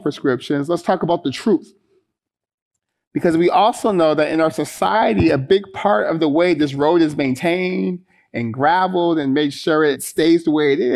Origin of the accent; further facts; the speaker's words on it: Stockton, California, United States; the folks I grew up with in Stockton